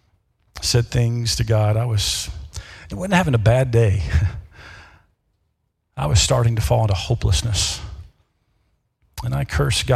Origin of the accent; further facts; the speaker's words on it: Memphis, Tennessee, United States; moved away as an adult; also born or lived in Mississippi / Davenport, Iowa / Dubuque, Iowa; now in Iowa, United States; I'm from the South. Born in Mississippi, raised in Memphis, Tennessee